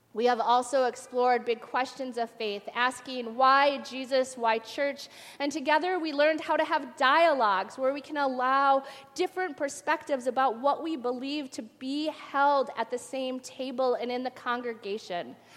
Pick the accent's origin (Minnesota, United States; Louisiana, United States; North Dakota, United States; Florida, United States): Minnesota, United States; Twin Cities area; also born or lived in Faribault, Minnesota; having gone from Faribault, Minnesota to the back to the Twin Cities area that I was worried, you know, returning to my home town